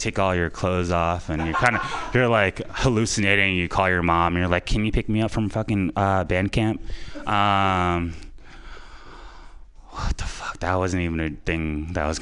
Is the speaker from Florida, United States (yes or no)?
yes; Florida, United States; moved away as an adult; now in San Francisco Bay Area, United States; I'm from Florida. Came out here for a young lady, and stayed here 7 years later.